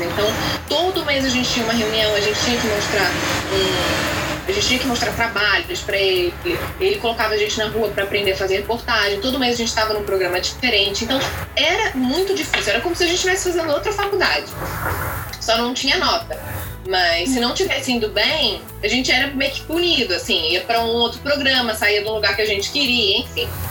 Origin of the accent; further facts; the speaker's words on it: Niterói, Rio de Janeiro, Brazil; eu sou de Niterói